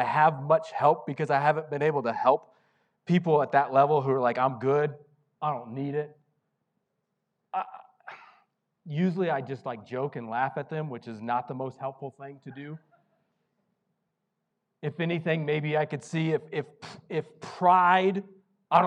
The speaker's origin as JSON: {"language": "English", "region": "Missouri", "country": "United States", "tie": "born or raised there", "said": "the small town I grew up in Missouri"}